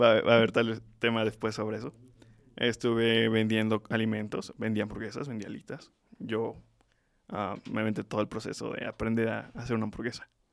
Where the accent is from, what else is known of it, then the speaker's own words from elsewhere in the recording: Tlaxcala, Mexico; Nací en Tlaxcala